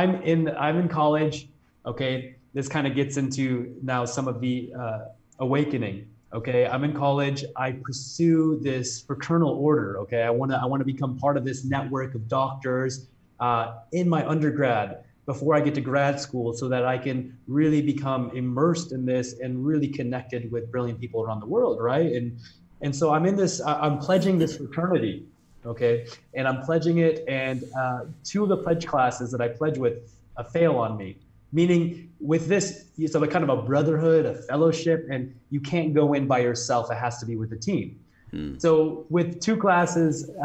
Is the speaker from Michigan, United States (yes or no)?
no; Chicago, Illinois, United States; I grew up in south of Chicago